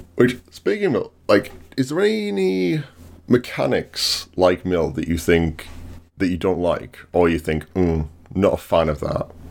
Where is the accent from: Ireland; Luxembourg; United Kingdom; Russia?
United Kingdom; England; we always get referred to as British? not English